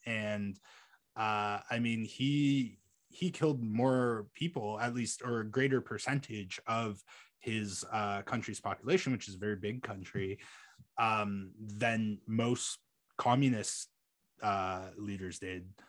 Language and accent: English; Canada